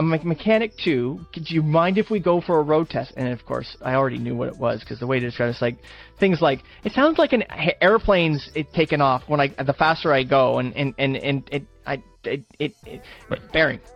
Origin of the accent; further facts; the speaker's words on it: Canada; I'm Canadian